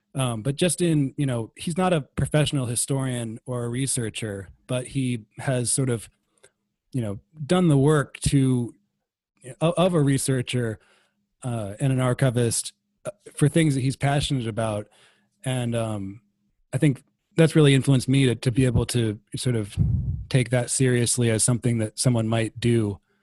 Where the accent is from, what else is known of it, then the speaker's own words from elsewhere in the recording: Iowa City, Iowa, United States; I'm from Iowa City. Uh, grew up here, went to West High